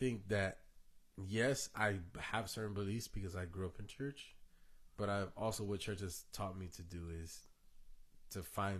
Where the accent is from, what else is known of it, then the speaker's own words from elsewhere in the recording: Florida, United States; born there; But my aunt was my pastor when I was born, like, when I was born in Florida.